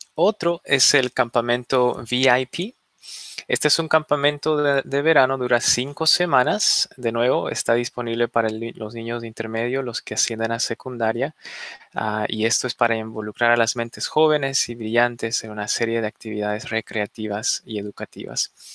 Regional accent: Bolivia; now in Fairfax, United States; Yo vengo de una familia inmigrante, yo nací en Bolivia

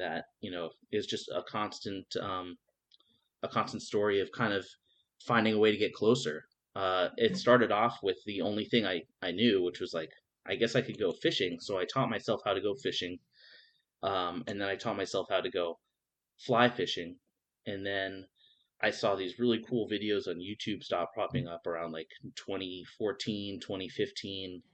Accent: New York, United States; moved away as an adult; now in Fort Lauderdale, United States; I come from New York originally.

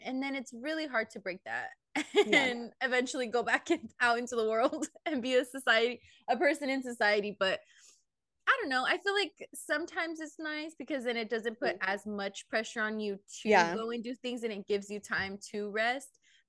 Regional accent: California, United States; So it just it hits home being that we're from the Bay and it's like it's close to home, I guess.

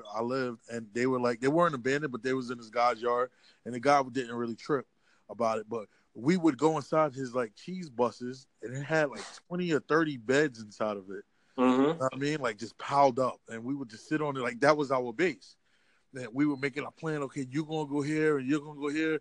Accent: United States; I'm American

